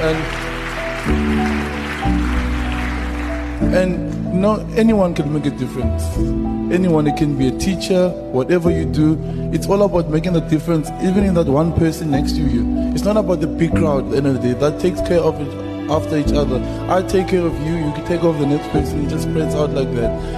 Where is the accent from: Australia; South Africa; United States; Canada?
South Africa; English is a second language